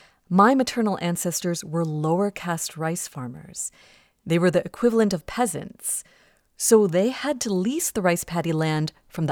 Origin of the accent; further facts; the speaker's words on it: Ohio, United States; I grew up in Ohio